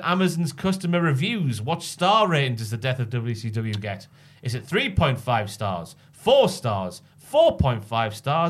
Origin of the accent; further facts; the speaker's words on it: Morpeth, North East England, United Kingdom; my hometown of Morpeth.